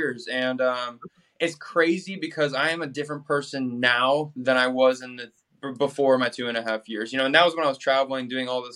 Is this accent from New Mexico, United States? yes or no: no; Boston, Massachusetts, United States; moved away; growing up in Boston